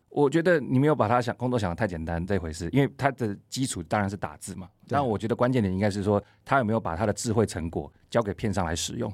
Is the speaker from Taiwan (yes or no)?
yes; Taiwan